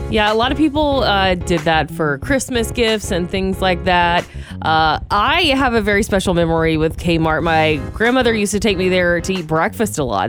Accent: Georgia, United States; now in California, United States; we're both from Georgia

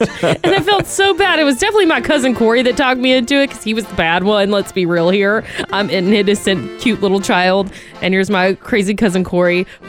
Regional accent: Milledgeville, Georgia, United States; my hometown in Milledgeville, Georgia

